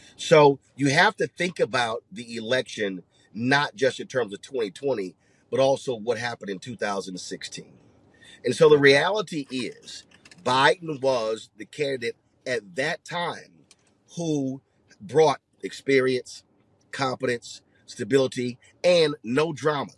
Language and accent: English; Houston, Texas, United States; my hometown